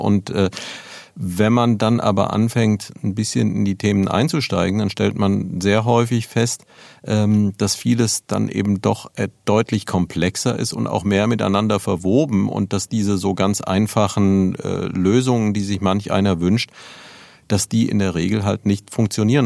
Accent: Neuwied, Rhineland-Palatinate, Germany; ich bin ja selbst in Neuwied aufgewachsen

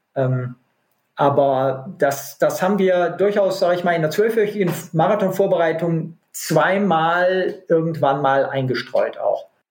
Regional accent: North Rhine-Westphalia, Germany; in meiner Heimat äh, am Niederrhein gibt es keine Berge

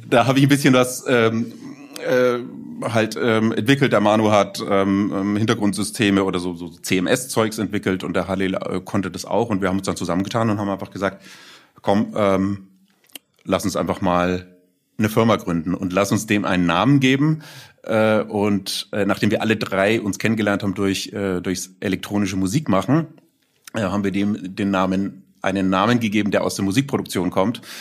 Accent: Nuremberg, Bavaria, Germany; freut mich sehr und dann auch als Nürnberger Digital-Urgestein bezeichnet zu werden.

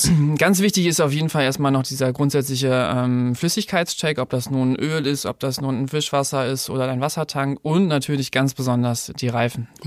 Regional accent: Lower Saxony, Germany; ich komme aus der Nähe von Ostfriesland, bin 30 Jahre alt und bin bei Continental schon jetzt fünf Jahre tätig

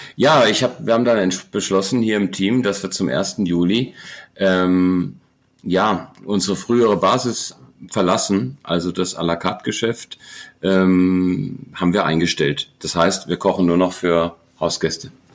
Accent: Germany; also born or lived in Heidelberg; ich bin ähm, typisches Wirtshauskind, im, im Wirtshaus äh, aufgewachsen, groß geworden, ähm, am, am Ende der Welt in der Rhön

